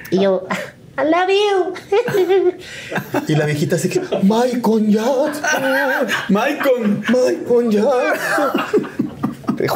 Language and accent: Spanish; Chihuahua, Mexico; now in Mexico City, Mexico; cuando yo me fui, me mudé de Chihuahua a, la Ciudad de México, renté dos cuartitos en la Nápoles